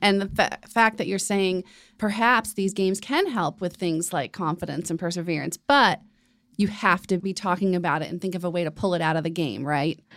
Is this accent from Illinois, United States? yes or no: no; Rhode Island, United States; Yay, my home state.